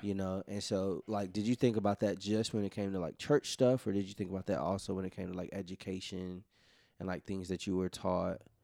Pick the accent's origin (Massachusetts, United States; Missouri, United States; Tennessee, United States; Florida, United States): Tennessee, United States; Memphis; us growing up in Memphis